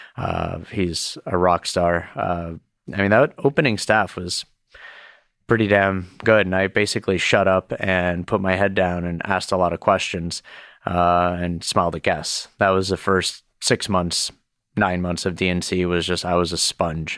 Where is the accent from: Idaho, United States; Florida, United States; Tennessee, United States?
Florida, United States; Miami; moved away; also born or lived in Boston; growing up in Miami